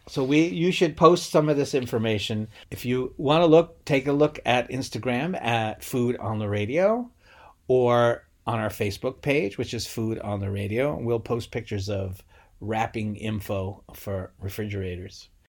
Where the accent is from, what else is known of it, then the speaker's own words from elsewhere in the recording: Rhode Island, United States; I'm from Rhode Island and we grew up having tons of seafood